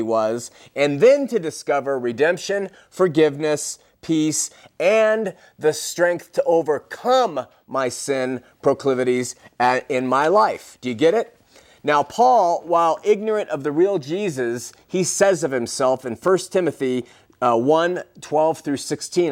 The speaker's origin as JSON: {"language": "English", "region": "California", "country": "United States", "tie": "born or raised there", "moved": "yes", "said": "my hometown in California"}